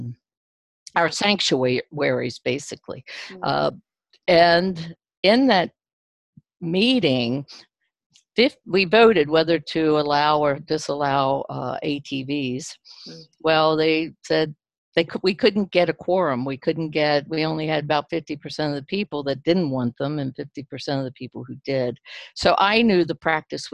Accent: Maryland, United States; moved away as an adult; also born or lived in West Virginia; now in Etna, Maine, United States; I grew up in Maryland, and I spent 44 years in Maryland, in the town that I was born in.

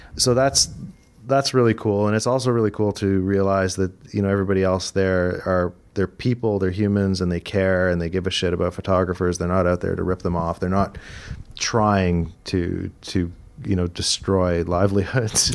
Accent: Toronto, Ontario, Canada; moved away as an adult; also born or lived in Vancouver; now in Toronto, Canada; I'm originally from Toronto. All my family's from Toronto

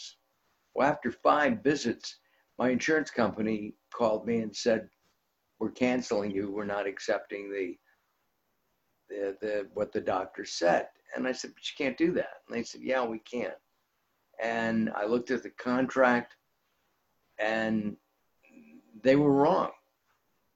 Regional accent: Los Angeles, California, United States; I grew up in the San Fernando Valley, which is part of Los Angeles.

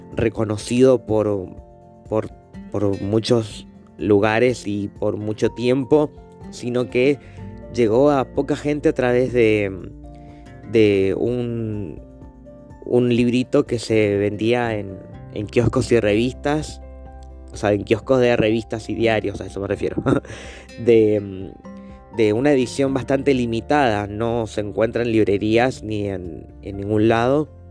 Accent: Mendoza, Argentina; Mendoza está al lado de Chile y para nuestra provincia mucha gente va muy seguido para Chile

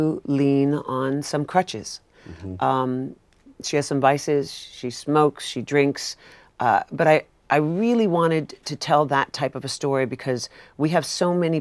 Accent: New York, United States; I'm a New Yorker

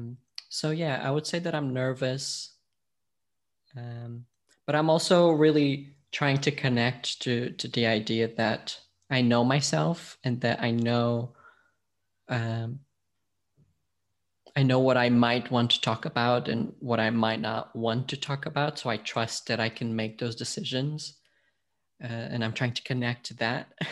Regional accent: Portugal; also born or lived in United States / Scotland; now in London, United Kingdom; I'm from Portugal originally. I've lived in the US, I've lived in Scotland, I've now been in London for more than a decade

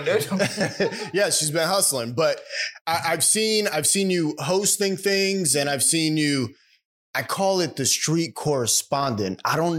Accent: New York City, New York, United States; I grew up in the Bronx.

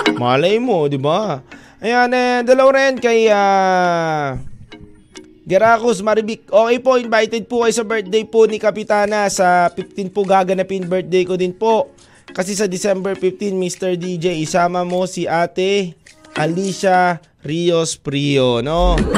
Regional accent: Cebu, Central Visayas, Philippines; sa hometown ko, Cebu

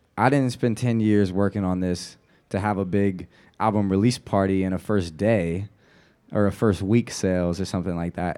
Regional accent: the Bay Area, California, United States; moved away as an adult; also born or lived in New Orleans; growing up in the Bay, there's a real pride

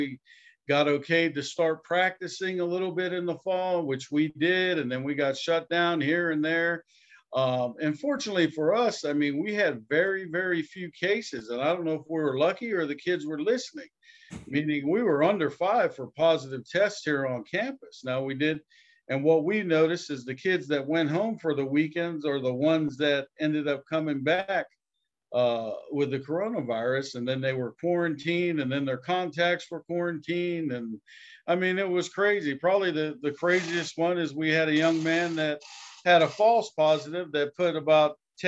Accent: Hawaii, United States; Growing up in the Hawaiian culture is about being happy and, you know, wasn't too much about money.

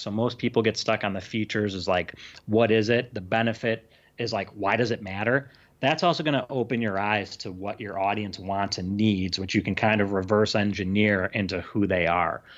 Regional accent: Illinois, United States; now in California, United States; I'm from Illinois, but I live in California now

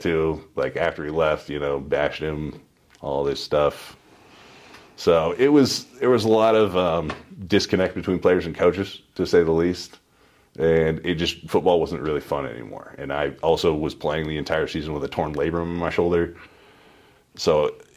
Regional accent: Spokane, Washington, United States; I'm from Spokane.

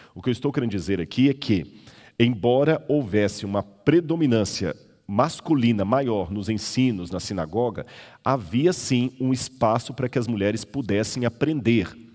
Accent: Minas Gerais, Brazil; moved away; also born or lived in São Paulo; Eu sou mineiro, não conhecia mar

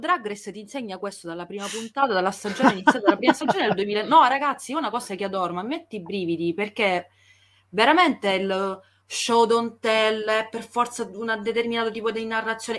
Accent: Italy; accent: Italian; il mio accento smaccatamente italiano

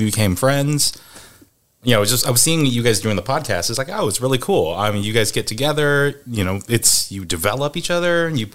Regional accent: Seattle, Washington, United States; born and raised in the Pacific Northwest, grew up in Seattle

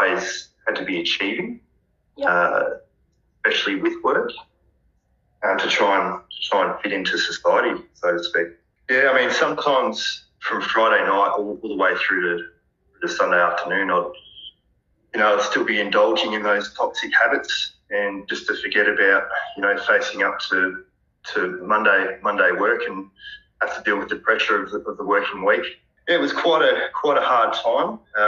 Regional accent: Bendigo, Victoria, Australia; I'm 31 years old. I'm from Bendigo, Victoria.

